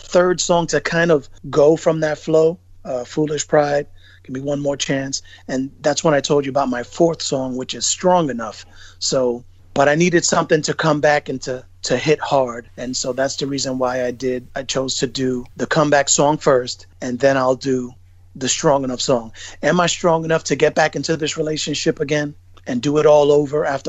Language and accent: English; New York City, New York, United States; I'm from Bushwick originally.